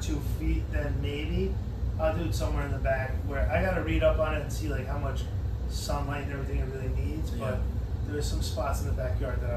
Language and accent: English; New York, United States; when we grew up in New York, there was a... We grew up in these apartment, like, condo, like, co-ops